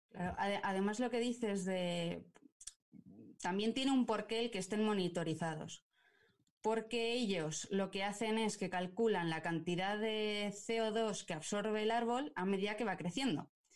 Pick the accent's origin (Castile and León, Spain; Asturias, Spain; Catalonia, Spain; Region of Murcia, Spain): Castile and León, Spain; Burgos; yo soy de Burgos